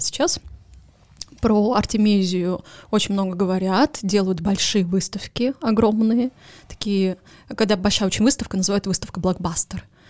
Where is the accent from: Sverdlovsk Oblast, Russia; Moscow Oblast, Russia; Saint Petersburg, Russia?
Saint Petersburg, Russia; Поскольку я родилась в Петербурге